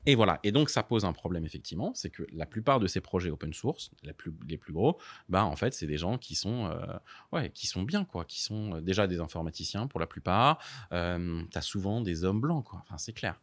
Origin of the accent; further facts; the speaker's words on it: Paris, Île-de-France, France; j'ai grandi à Paris dans le 13e